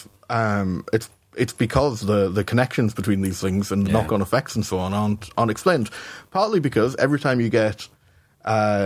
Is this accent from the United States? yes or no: no; Newcastle upon Tyne, North East England, United Kingdom; I'm a Geordie. My memories of growing up are mainly of watching Auf Wiedersehen, Pet